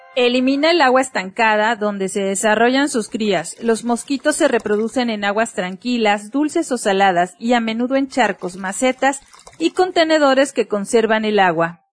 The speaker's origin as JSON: {"language": "Spanish", "country": "Mexico"}